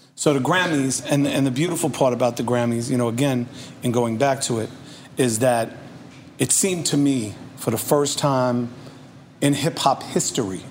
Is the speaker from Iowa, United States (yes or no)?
no; New York City, New York, United States; I grew up in Redfern Project